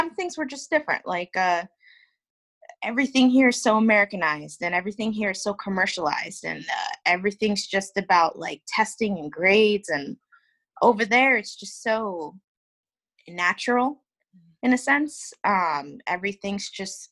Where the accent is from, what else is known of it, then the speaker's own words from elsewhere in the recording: Hazlet, New Jersey, United States; I was born and raised in New Jersey, Hazlitt, New Jersey, actually, and it's central.